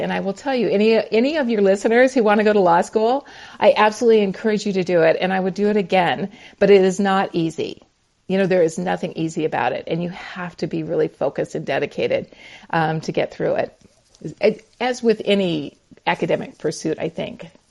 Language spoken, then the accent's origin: English; Montana, United States; now in North Carolina, United States; So I am a Montana girl. So I grew up in the Ooh. mountains of Montana.